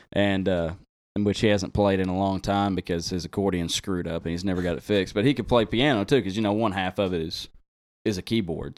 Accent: Drasco, Arkansas, United States; also born or lived in Conway, Arkansas; I'm from Drasco

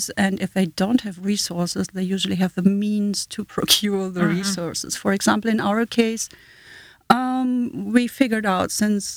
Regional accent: Germany; accent: German; first language German; English is a second language; moved away as an adult; also born or lived in Hanover, Germany / Southend-on-Sea, England / Washington, D.C.; now in United States; as a German, I grew up in the German school system

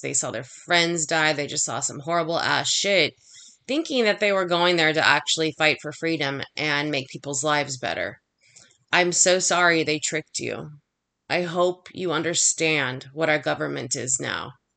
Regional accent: United States; I'm American

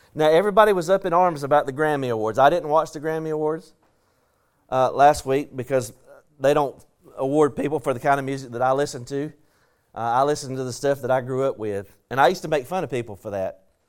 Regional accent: the South, United States; accent: southern; my southern accent

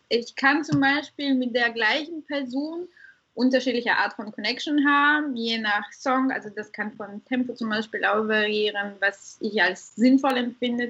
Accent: Bulgaria; also born or lived in Ruhr area, Germany; now in Germany; Ich komme, wie gesagt, ursprünglich aus Bulgarien, äh, lebe aber jetzt seit wirklich Ewigkeiten äh, in Deutschland, hauptsächlich im Pott

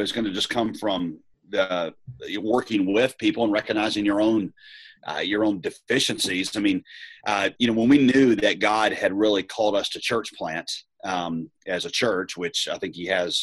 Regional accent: the South, United States; also born or lived in Southeast Asia; now in Raleigh, United States; I come from the South

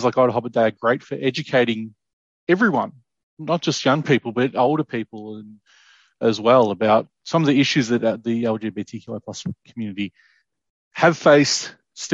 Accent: Ararat, Victoria, Australia; as a kid growing up in Ararat

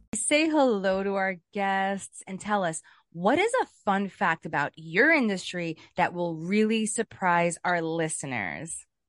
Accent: New York City, New York, United States; I grew up in Brooklyn

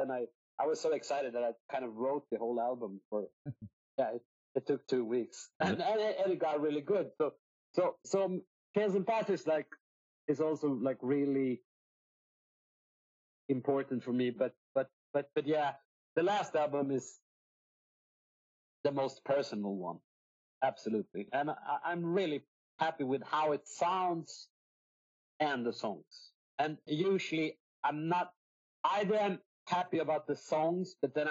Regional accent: Sweden; accent: Swedish; English is a second language; also born or lived in Singapore; I grew up in Sweden

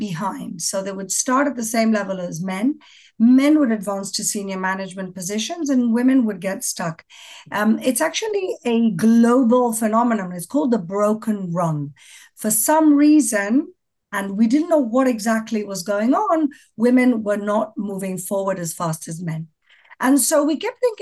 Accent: Gibraltar; now in Jerusalem, Israel; I'm from Gibraltar, which is in the southernmost tip of Spain.

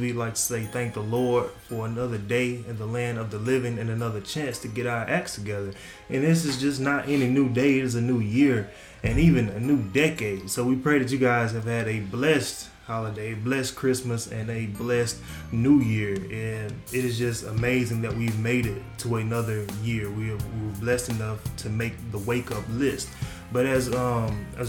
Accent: Mississippi, United States

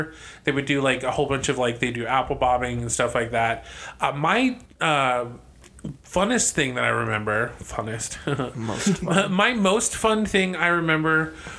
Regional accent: Florida, United States; I grew up in Florida.

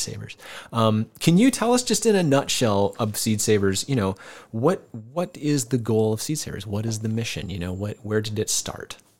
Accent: Decorah, Iowa, United States; moved away as an adult; also born or lived in California; I knew Kent and Diane when I was a kid growing up here in Decorah

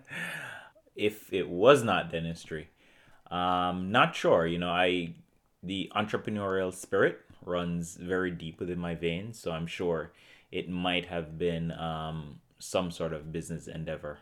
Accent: Portmore, Saint Catherine, Jamaica; moved away as an adult; also born or lived in Columbia, South Carolina / Hartford, Connecticut; I grew up in Portmore, Jamaica

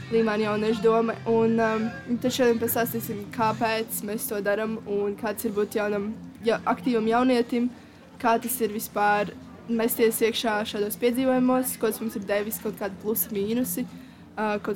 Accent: Līvāni, Latgale, Latvia; Un mēs esam no Līvāniem, precīzāk pārstāvam Līvānu no jauniešu domu.

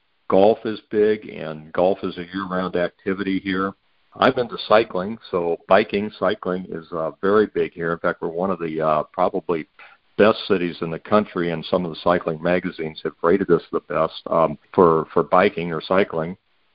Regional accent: Ohio, United States; I came from Ohio originally and could not ride year-round there because we had winter, and here we don't

